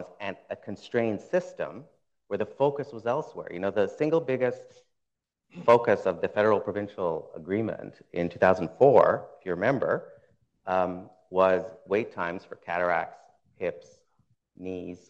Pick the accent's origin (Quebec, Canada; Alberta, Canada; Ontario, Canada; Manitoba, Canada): Ontario, Canada; Ottawa; I grew up in Ottawa